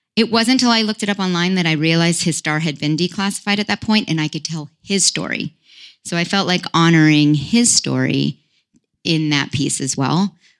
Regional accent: Palo Alto, California, United States; moved away; also born or lived in Los Altos Hills; I grew up actually in the Silicon Valley of all places

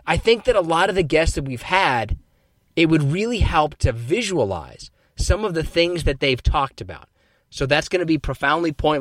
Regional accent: Kansas, United States; I'm from Kansas

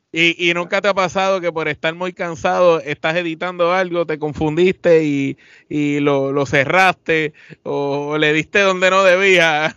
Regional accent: Puerto Rico; somos de Puerto Rico

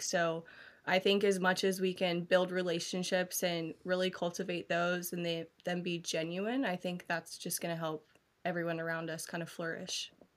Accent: United States; moved away; also born or lived in Columbus, Ohio; I grew up in Taze Valley

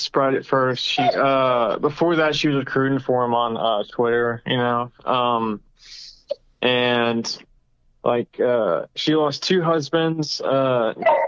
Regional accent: Birmingham, Alabama, United States; moved away as an adult; I was born and raised in Alabama from until I was 22 when I left the state for college.

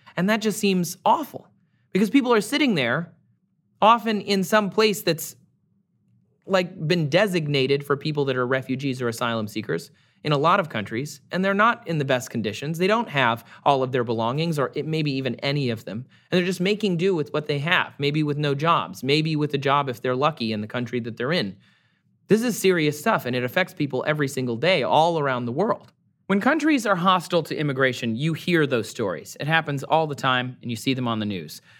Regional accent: Michigan, United States; born or raised there; moved away

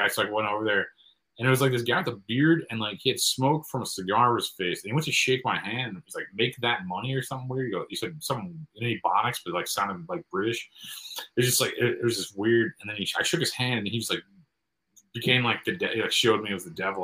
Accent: Midwest, United States; from the Midwest

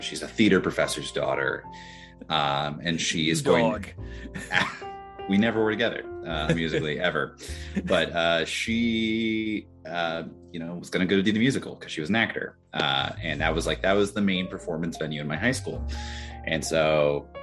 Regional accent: Kirksville, Missouri, United States; moved away as an adult; also born or lived in Kentucky; now in Ohio, United States; I stayed in my hometown

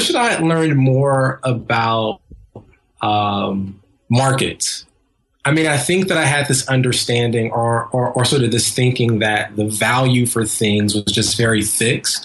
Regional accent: Columbus, Ohio, United States; now in New York, United States; my hometown of Columbus, Ohio

